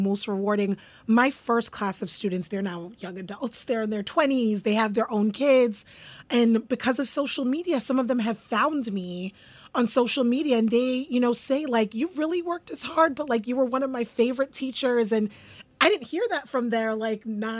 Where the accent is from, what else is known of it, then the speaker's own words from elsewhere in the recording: New York City, New York, United States; also born or lived in Concord, Massachusetts; I grew up in Canarsie, Brooklyn, East Flatbush in Canarsie, Brooklyn